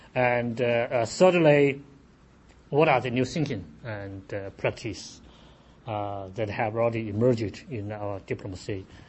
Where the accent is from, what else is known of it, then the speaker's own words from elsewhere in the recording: Hefei, Anhui, China; now in Washington, United States; Hefei is the capital city of Anhui Province, where is actually my hometown. So I feel, you know, not feel, coming home. Based in Washington, now, you know, this is homecoming.